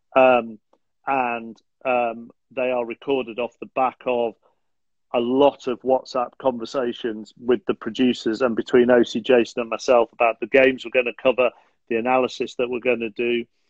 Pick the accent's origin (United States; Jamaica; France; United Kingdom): United Kingdom; Manchester, North West England; also born or lived in Rochdale; I was born in Rochdale, um, and moved to moved to South Manchester when I was um 18 months too